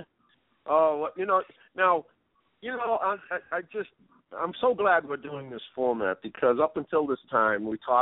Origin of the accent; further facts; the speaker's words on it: Boston, Massachusetts, United States; I grew up in the hood. I grew up in Roxy.